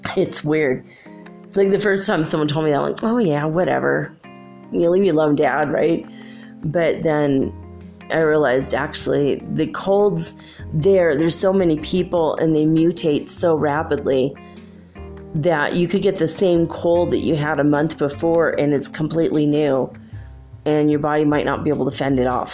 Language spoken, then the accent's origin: English; California, United States; moved away; also born or lived in Minnesota; I grew up in California